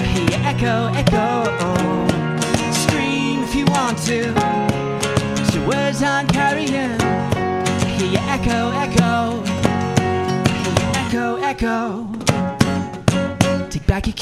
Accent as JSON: {"language": "English", "town": "Portland", "region": "Oregon", "country": "United States", "moved": "yes", "said": "I'm from Portland too."}